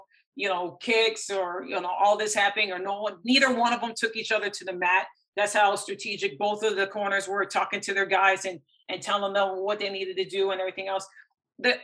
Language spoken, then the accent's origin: English; Michigan, United States; also born or lived in Plano, Texas; now in Texas, United States; I've gone to many baseball games from my hometown in my home state of Michigan